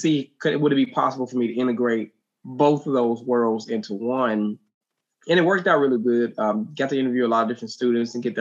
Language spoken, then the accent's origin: English; West Memphis, Arkansas, United States; moved away as an adult; also born or lived in Texas; I grew up in West Memphis, Arkansas, is where I'm actually from